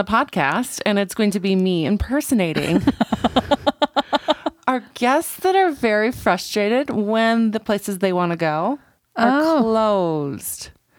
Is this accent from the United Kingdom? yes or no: no; Canada; I'm from Canada.